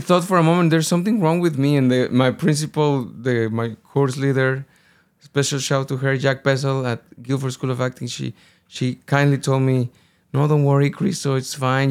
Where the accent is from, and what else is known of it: Guadalajara, Jalisco, Mexico; born or raised there; first language Spanish; English is a second language; moved away as an adult; also born or lived in United Kingdom